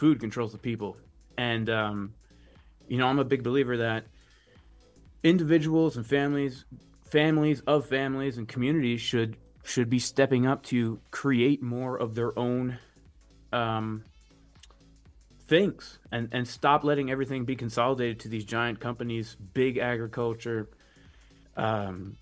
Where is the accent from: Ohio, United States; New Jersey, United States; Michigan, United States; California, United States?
New Jersey, United States; I grew up in New Jersey, basically, close to like New York City in North Jersey.